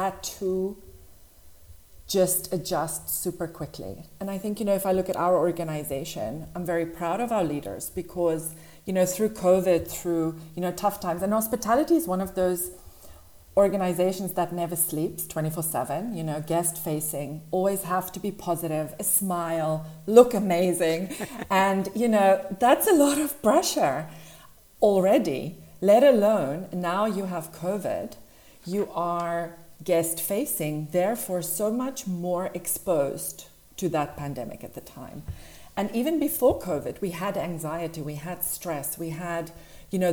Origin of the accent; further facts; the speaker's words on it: South Africa; moved away as an adult; now in Dubai, United Arab Emirates; So I grew up in South Africa. I'm originally from there